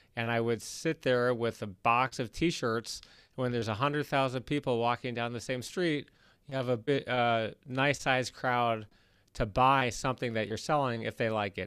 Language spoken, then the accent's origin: English; Detroit, Michigan, United States; moved away as an adult; now in Los Angeles, United States; I grew up in Detroit, Michigan